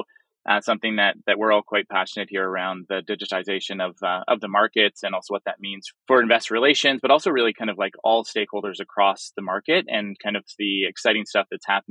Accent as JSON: {"language": "English", "town": "Toronto", "region": "Ontario", "country": "Canada", "tie": "born or raised there", "said": "I'm born and raised in Toronto"}